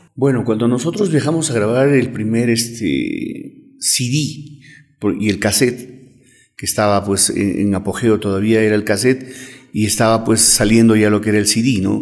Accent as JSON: {"language": "Spanish", "region": "Cusco", "country": "Peru", "said": "nosotros como peruanos o como cusqueños"}